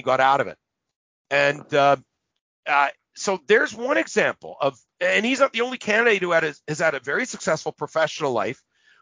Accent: Winnipeg, Manitoba, Canada; I came from the North End

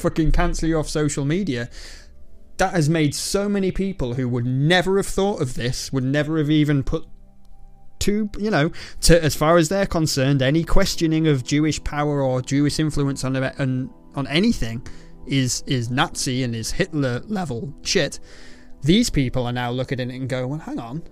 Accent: England, United Kingdom; I'm English

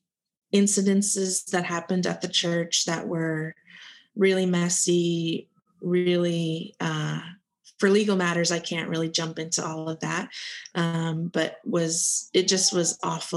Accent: South Florida, United States; I'm from South Florida. Beautiful place that, you know, I live where you vacation

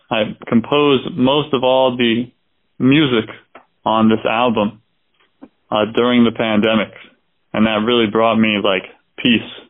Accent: Doylestown, Pennsylvania, United States; I was born in Doylestown, Pennsylvania, a very, you know, kind of small place.

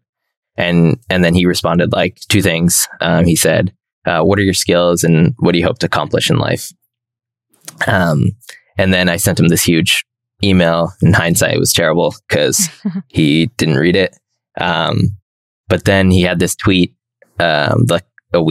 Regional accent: Toronto, Ontario, Canada; And I was in Toronto. I'm from Toronto

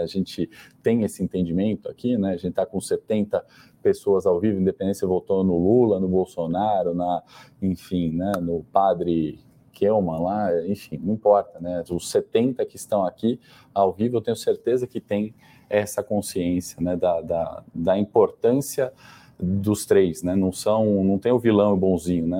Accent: Brazil; a gente, enquanto brasileiros

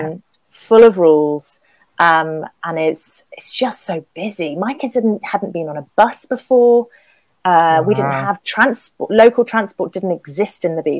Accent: England, United Kingdom; I'm English

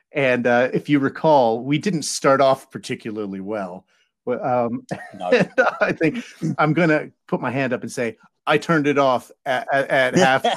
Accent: United States; moved away as an adult; also born or lived in England; now in United Kingdom; my American life

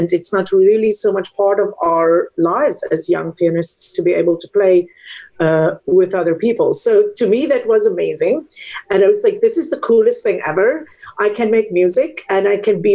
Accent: South Africa; English is a second language; moved away as an adult; now in United States; I'm from South Africa originally, and studied piano and musicology at the University of Stellenbosch

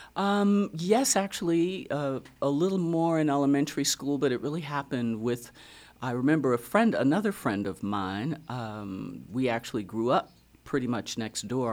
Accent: Racine, Wisconsin, United States; now in Fredericksburg, United States; Born and raised in Wisconsin, Racine, Wisconsin

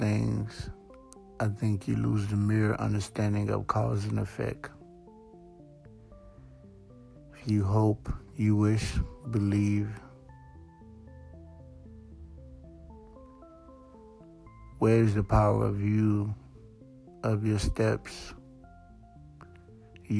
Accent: Broward County, South Florida, United States; also born or lived in Haiti / Georgia / New York; I was born in South Florida, Broward County to be exact. At 6 months old, I was I took a trip to IET. From there, I stayed till I was 8. From 8, I was sent back home, I guess, to Broward County. Spent pretty much the first 18 years directly living

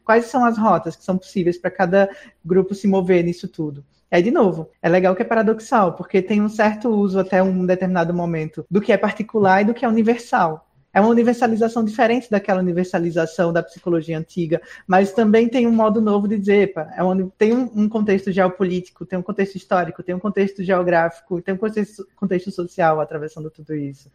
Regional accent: Pernambuco, Brazil; now in Southeast Brazil; sou pernambucana vivendo um processo migratório pelo Sudeste

